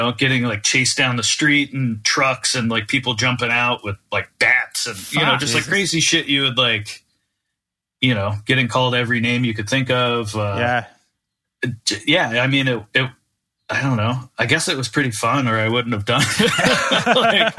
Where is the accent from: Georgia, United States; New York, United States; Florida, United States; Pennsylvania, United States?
Florida, United States; Naples; especially growing up in Naples, like there wasn't really a scene there at all